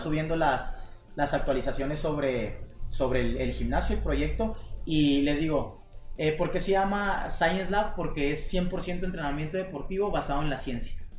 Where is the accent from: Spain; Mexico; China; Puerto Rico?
Mexico; salí de la privada de Tamborelli 42, este, y pues la Dale me vio crecer, hasta ahorita vivo